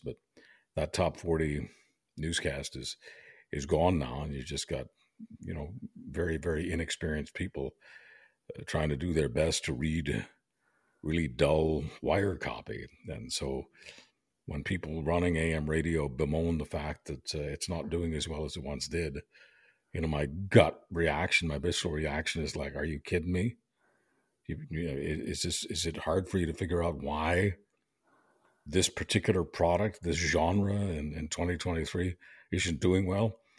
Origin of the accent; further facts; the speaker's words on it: Montreal, Quebec, Canada; also born or lived in Europe; I was born in, uh, Europe, but, uh, got to Canada when I was two and a half years old, so I was raised in Montreal